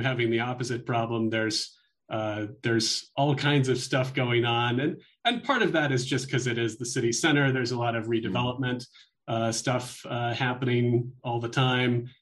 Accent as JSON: {"language": "English", "town": "Olympia", "region": "Washington", "country": "United States", "tie": "born or raised there", "moved": "yes", "lives_now": "Albuquerque, United States", "said": "I was doing community radio and fun things like that back when I was a teenager growing up in Olympia, Washington"}